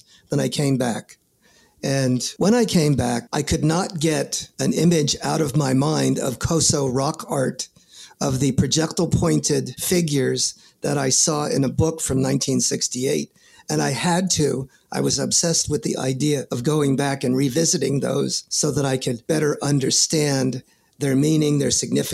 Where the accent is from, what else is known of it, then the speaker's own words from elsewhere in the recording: New York City, New York, United States; born and raised in the Bronx, New York